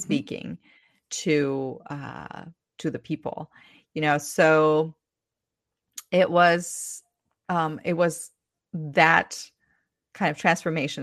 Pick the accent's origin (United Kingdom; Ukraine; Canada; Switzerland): Ukraine; English is a second language; moved away as an adult; now in United States; I'm originally from Ukraine, currently have been living in the U S for twelve years.